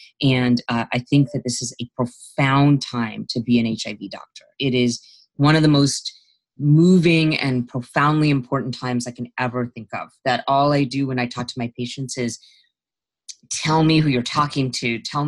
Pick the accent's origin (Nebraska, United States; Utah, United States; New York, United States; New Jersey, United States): Utah, United States; I grew up in Utah, and I was an Indian person growing up in Utah, and I was the only very few children of color in my school